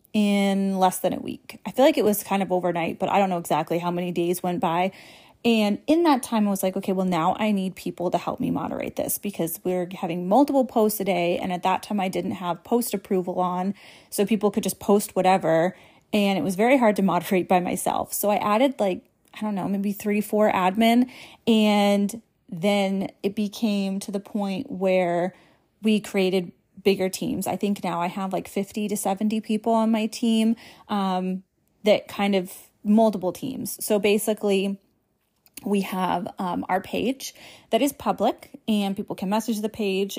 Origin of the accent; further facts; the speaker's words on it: New England, United States; I was born and raised in New England